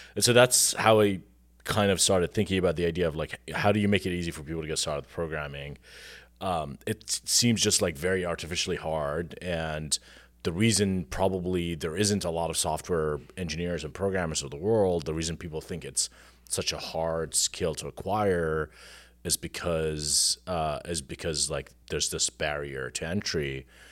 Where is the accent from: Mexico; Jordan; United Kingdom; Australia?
Jordan; moved away as an adult; now in United States; I am, uh, was born and raised in Jordan. I came to the U S, uh, ten years ago to work in technology